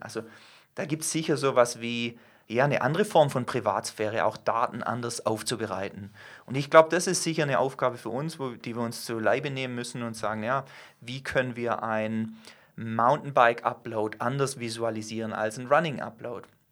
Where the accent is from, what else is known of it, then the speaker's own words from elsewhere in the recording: Germany; wir als Deutsche, zähle ich mich selber dazu